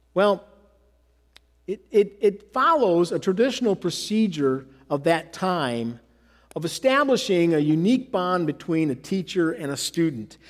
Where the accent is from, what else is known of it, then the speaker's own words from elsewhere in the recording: Michigan, United States; moved away as an adult; also born or lived in the South; I'm from Michigan. I grew up in Michigan. And I spent 13 years in the South